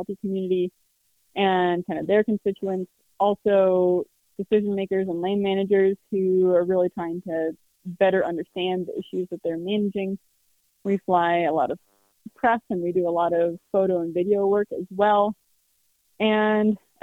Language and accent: English; Carbondale, Colorado, United States; I grew up in Carbondale, just down the road